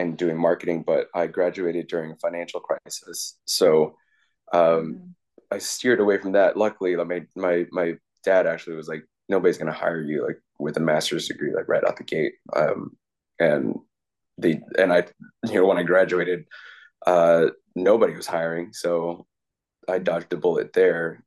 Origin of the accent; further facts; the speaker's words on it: Piscataway, New Jersey, United States; moved away as an adult; also born or lived in Flushing, Queens, New York / New York; now in Bay Area, California, United States; my parents moved us out to the suburbs in Piscataway, New Jersey